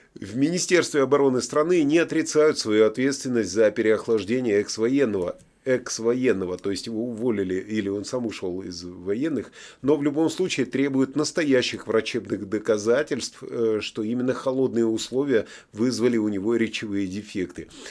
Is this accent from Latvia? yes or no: yes; Latvia; now in United Kingdom; Я сам из Латвии, прохладно зимой бывает